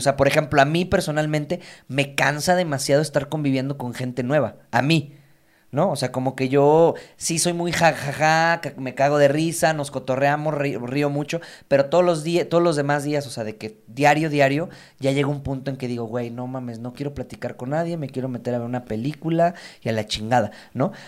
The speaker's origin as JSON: {"language": "Spanish", "country": "Mexico"}